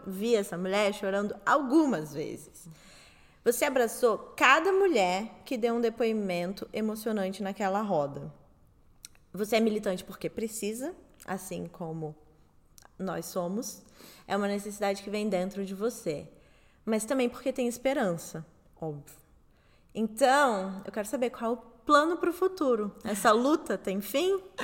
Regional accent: Southeast Brazil, Brazil; Eu sou do Sudeste

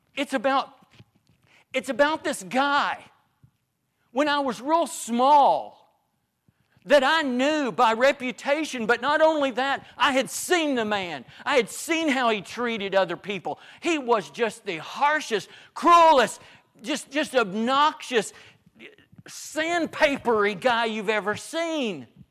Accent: Northeast Arkansas, United States; I grew up in Northeast Arkansas

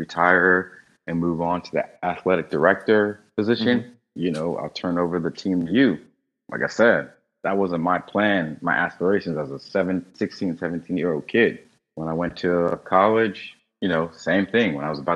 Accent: North Carolina, United States; now in Miami, United States; I'm from North Carolina. I more likely will move back home to Carolina

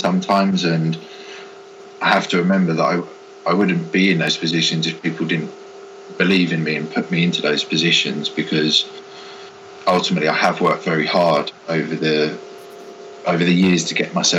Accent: Hertfordshire, East of England, United Kingdom; moved away as an adult; also born or lived in Bournemouth; I moved back into the hometown of where I had originally moved away from seven years

